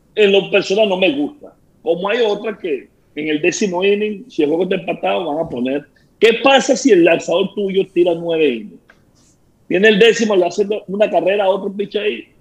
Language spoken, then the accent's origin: Spanish; Venezuela; moved away as an adult; now in Tampa, United States